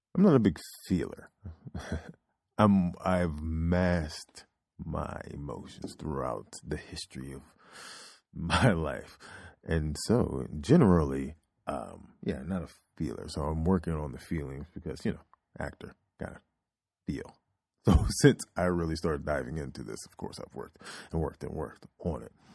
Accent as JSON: {"language": "English", "region": "Oklahoma", "country": "United States", "tie": "born or raised there", "said": "I was born in Oklahoma"}